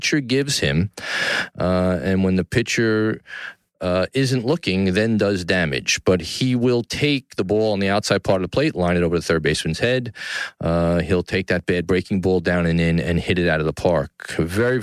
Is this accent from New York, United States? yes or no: yes; New York City, New York, United States; downtown New York City, my hometown